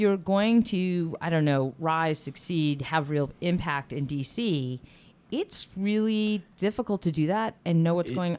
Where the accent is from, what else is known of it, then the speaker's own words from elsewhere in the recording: Holyoke, Massachusetts, United States; now in Easthampton, United States; which really helped my hometown, Holyoke, and is helping my city now, East Hampton.